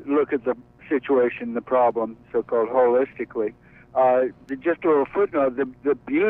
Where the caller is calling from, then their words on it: Brooklyn, New York, United States; David, I'm calling from Brooklyn.